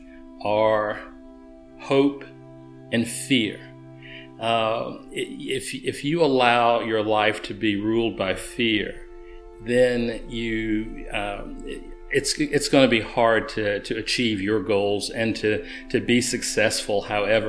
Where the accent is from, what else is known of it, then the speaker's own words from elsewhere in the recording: Chattanooga, Tennessee, United States; I grew up poor in Alton Park and East Chattanooga